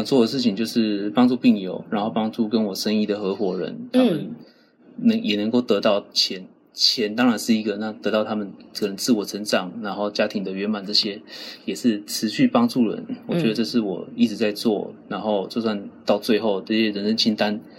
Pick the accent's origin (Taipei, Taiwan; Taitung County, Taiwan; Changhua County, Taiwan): Changhua County, Taiwan; Pitou; 我在彰化。